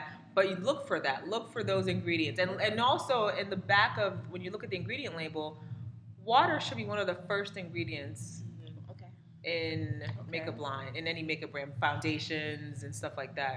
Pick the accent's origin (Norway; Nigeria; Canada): Nigeria; I'm Nigerian, specifically Igbo